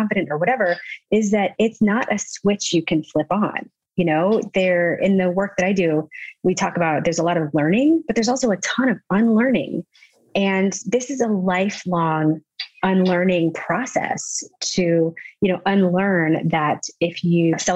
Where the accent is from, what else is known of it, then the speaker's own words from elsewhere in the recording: the South, United States; I was raised in the South